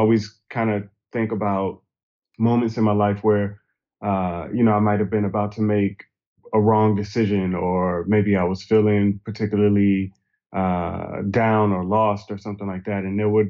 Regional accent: Hartsville, South Carolina, United States; also born or lived in Brooklyn, United States; now in Atlanta, United States; I was born in Brooklyn, New York, but I grew up mostly in a small town in South Carolina called Hartsville, South Carolina.

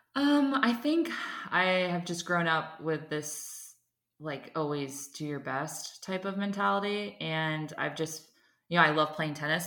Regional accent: United States; I'm an American

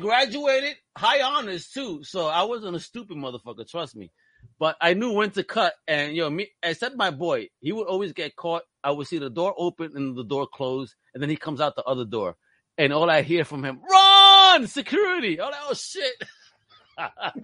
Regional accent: New York, United States; now in Massachusetts, United States; growing up in New York.

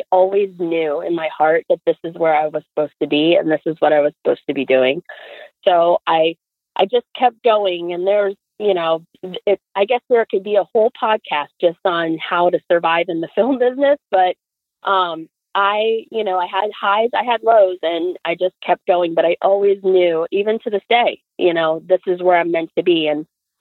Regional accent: Florida, United States; moved away; I grew up in Florida

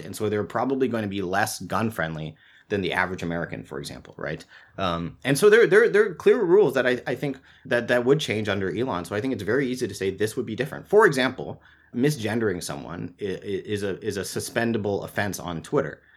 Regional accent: Singapore; I grew up in Singapore, which does not have free speech

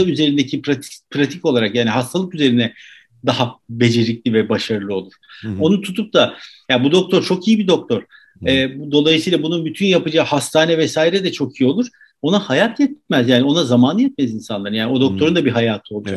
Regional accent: Turkey

